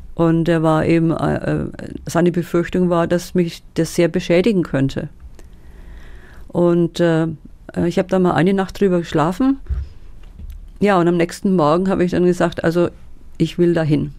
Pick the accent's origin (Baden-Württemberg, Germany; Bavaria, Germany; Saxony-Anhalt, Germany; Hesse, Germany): Bavaria, Germany; Schwabach; bin in Schwabach groß geworden. Schwabach geboren, aufgewachsen, in die Schule gegangen in Schwabach